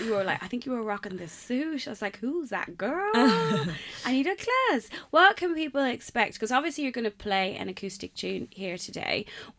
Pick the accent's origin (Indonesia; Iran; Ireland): Ireland; as an Irish person